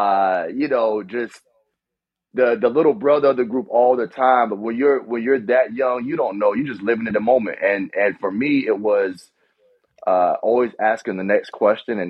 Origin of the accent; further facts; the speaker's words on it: Orangeburg, South Carolina, United States; like every other kid in Orangeburg